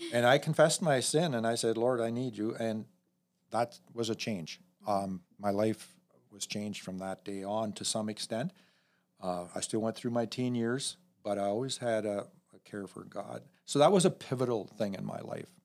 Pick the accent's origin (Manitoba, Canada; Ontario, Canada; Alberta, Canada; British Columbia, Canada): Ontario, Canada; north of Elmira, Mennonite country; I grew up in, uh, about ten minutes north of Elmira in, the heart of Mennonite country, Old Order Mennonites